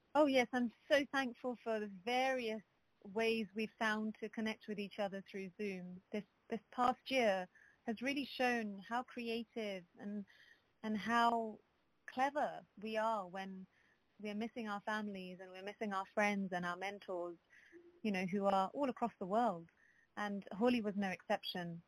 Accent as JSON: {"language": "English", "region": "London", "country": "United Kingdom", "tie": "born or raised there", "said": "I was born in London"}